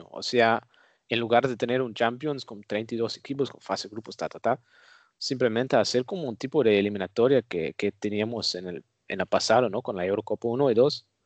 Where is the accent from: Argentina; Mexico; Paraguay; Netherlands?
Netherlands; Spanish is a second language; yo también soy un holandés que no acepta ninguna autoridad